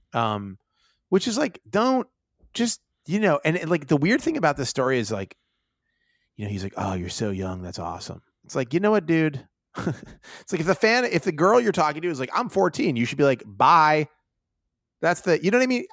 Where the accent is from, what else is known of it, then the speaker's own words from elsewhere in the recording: Pittsburgh, Pennsylvania, United States; I'm from Pittsburgh where, where, you know, there were massive fucking steel mills